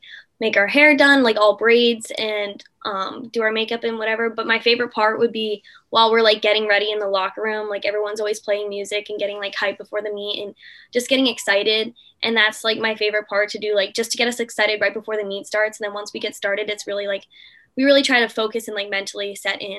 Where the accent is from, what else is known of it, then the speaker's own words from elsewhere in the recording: Norwell, Massachusetts, United States; I'm from Norwell, Massachusetts. It's a small town about 30 minutes from Boston